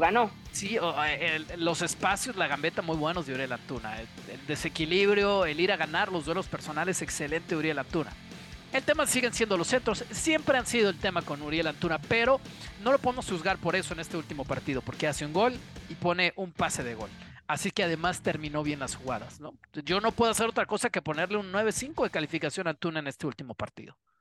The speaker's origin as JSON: {"language": "Spanish", "country": "Mexico", "said": "yo, como mexicano"}